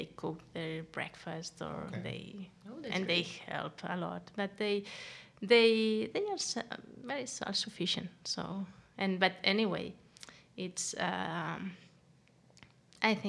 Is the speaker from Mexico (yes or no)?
no; Andorra; moved away as an adult; now in Denmark; I'm from Andorra